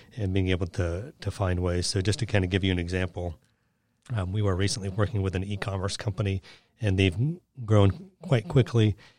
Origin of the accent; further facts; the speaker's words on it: Seattle, Washington, United States; moved away; I'm from Seattle, and I grew up climbing mountains